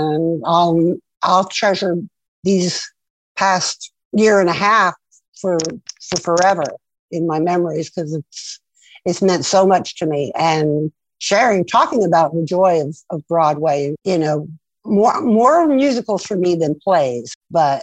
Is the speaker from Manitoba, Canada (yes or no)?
no; Montreal, Quebec, Canada; I grew up in Montreal, Canada